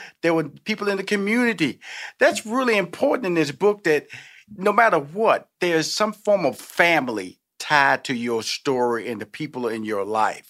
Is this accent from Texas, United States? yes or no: yes; Houston, Texas, United States; And so that's the Southern. I'm from Houston, Texas. I'm from the South.